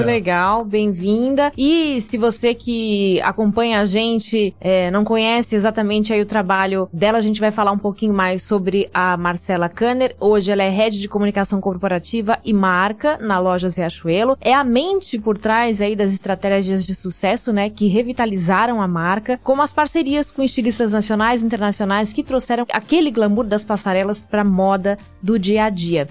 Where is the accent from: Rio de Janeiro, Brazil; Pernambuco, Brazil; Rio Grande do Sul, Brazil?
Pernambuco, Brazil; eu sou de Pernambuco